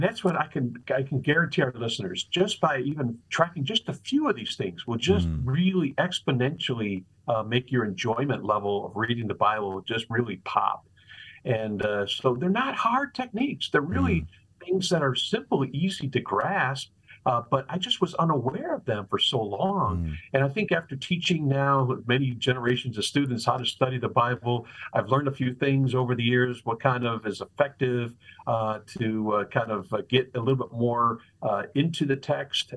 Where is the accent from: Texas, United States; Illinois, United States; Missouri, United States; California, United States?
Illinois, United States; Chicago; also born or lived in La Grange, Illinois; Chicago is where I grew up